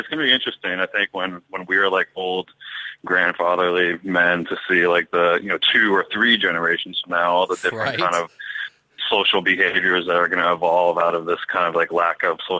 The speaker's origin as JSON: {"language": "English", "region": "East Coast", "country": "United States", "said": "I'm from the East Coast and I've been in an East Coast winter"}